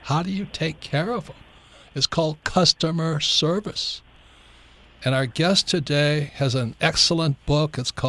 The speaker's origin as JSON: {"language": "English", "region": "Hawaii", "country": "United States", "tie": "born or raised there", "said": "I grew up in Hawaii"}